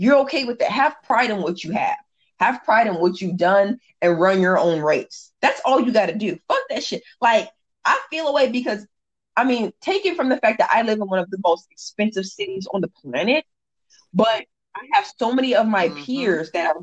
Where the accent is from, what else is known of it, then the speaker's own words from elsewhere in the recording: Indiana, United States; now in San Diego, United States; And I'm originally from Indiana, so the Hoosier in me